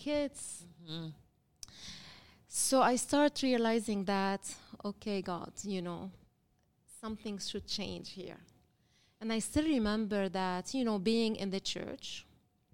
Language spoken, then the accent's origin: English; Lebanon; I'm from Lebanon. I was born and raised in Lebanon